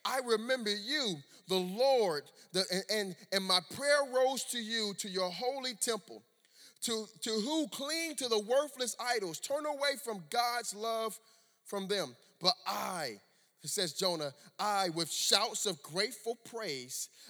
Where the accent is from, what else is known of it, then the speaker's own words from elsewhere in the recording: Miami, Florida, United States; also born or lived in Orlando, Florida; I grew up in Miami, Florida